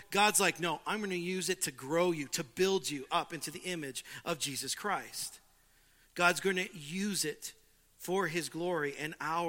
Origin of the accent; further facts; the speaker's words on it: California, United States; I come from Southern California